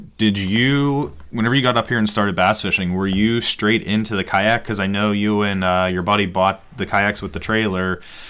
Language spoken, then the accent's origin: English; Western Pennsylvania, United States; we are Western PA guys. I am born and bred here.